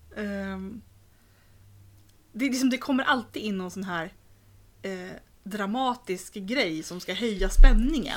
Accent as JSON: {"language": "Swedish", "country": "Sweden", "said": "som svensk"}